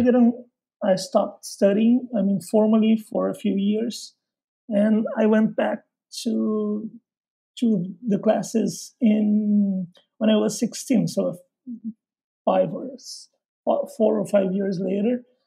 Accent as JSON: {"language": "English", "town": "Porto Alegre", "region": "Rio Grande do Sul", "country": "Brazil", "second_language": "English", "said": "I'm from Porto Alegre, which is in southern Brazil"}